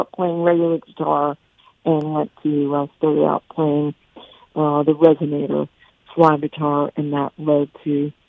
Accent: Woodstock, New York, United States; also born or lived in Key West, Florida; growing up in Woodstock was my Berklee School of Music

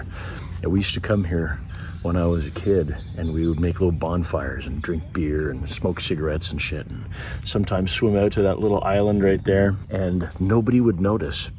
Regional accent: Canada; I love being a Canadian

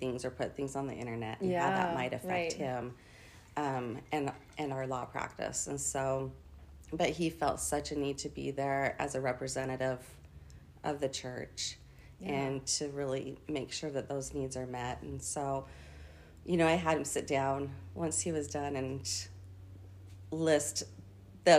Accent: Orem, Utah, United States; moved away as an adult; also born or lived in Norway; I grew up in Orem, Utah

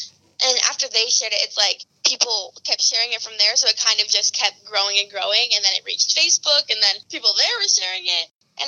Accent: Colorado, United States; now in Los Angeles, United States; And I moved here 4 years ago from Colorado.

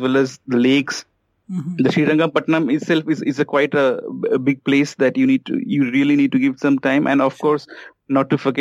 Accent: Kolkata, West Bengal, India; I'm from Calcutta

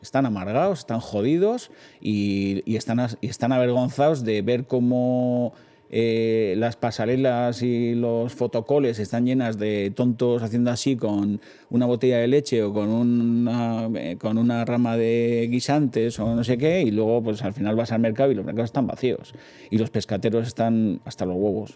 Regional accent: Hondarribia, Basque Country, Spain; Yo he nacido en la, en el Vidasoa, Eh, y, y mi infancia es una infancia muy feliz, con muchos recuerdos, con muchos fotogramas todavía muy presentes, todavía sigo viviendo allí

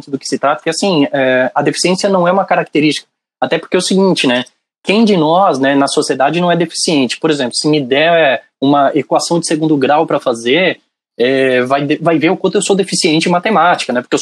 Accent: São Paulo, Brazil; now in Rio Grande do Sul, Brazil; Mas eu sou paulistano, da Gema, da, da, da Vila Mariana, né? Então. É, mas eu tô muitos anos aqui no Rio Grande do Sul.

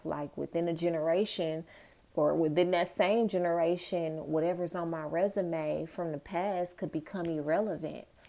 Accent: Dallas, Texas, United States; moved away as an adult; also born or lived in New York; I'm from Dallas, but I went to school in New York

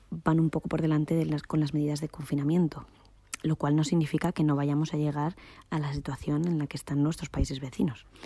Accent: Madrid, Community of Madrid, Spain; moved away as an adult; now in Germany; soy madrileña y vivo en Alemania desde hace casi tres años

